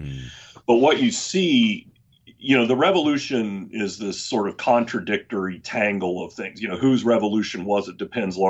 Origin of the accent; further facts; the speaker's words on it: Texas, United States; born there; also born or lived in Oklahoma / Virginia / South Carolina / Florida; I was born in Texas. My dad was an Air Force officer. I've lived in Oklahoma. I've lived in Virginia.